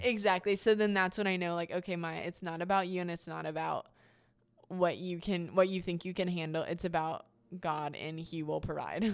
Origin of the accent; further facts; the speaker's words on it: Troy, Ohio, United States; I am born and raised in Troy, Ohio.